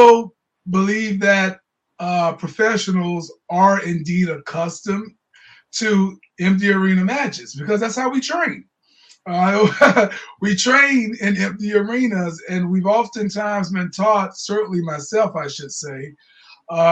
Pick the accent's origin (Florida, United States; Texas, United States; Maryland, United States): Florida, United States; Jacksonville; I'm from Jacksonville, Florida